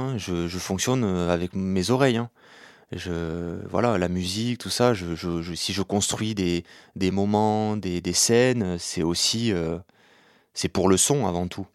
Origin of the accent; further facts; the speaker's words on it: Béziers, Occitania, France; j'ai grandi avec cette histoire, je suis né à Béziers en 1991